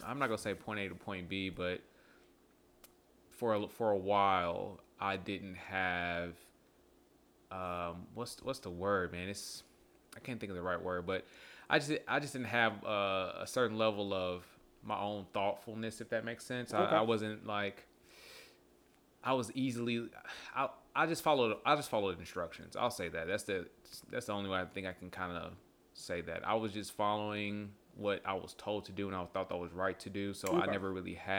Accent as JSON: {"language": "English", "town": "Bartlett", "region": "Tennessee", "country": "United States", "tie": "born or raised there", "also_born_or_lived": "Memphis, Tennessee", "moved": "yes"}